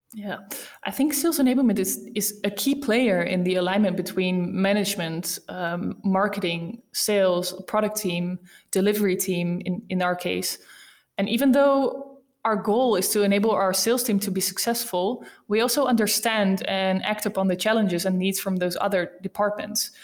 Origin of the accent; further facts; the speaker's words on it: Rotterdam, South Holland, Netherlands; accent: Dutch; English is a second language; I'm from the Netherlands, as you might have heard by my accent. Um, I'm from a beautiful city called Rotterdam